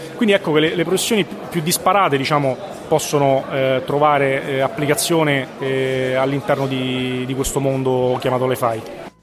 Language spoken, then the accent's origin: Italian; Latina, Lazio, Italy; moved away; also born or lived in Ascoli Piceno; sono originario di Latina